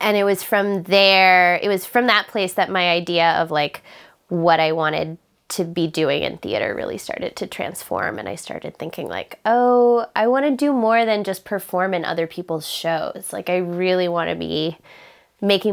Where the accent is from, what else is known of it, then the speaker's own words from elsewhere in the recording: Charlottetown, Prince Edward Island, Canada; I'm from Charlottetown, Prince Edward Island